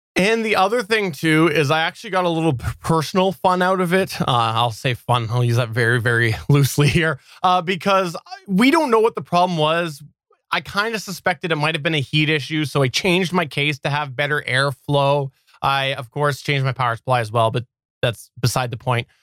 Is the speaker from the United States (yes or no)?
no; Canada; as a Canadian